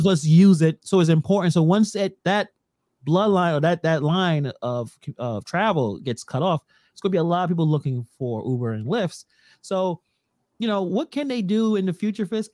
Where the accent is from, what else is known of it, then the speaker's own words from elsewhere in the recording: New York City, New York, United States; I don't call myself a Brooklynite or you know, we're from Brooklyn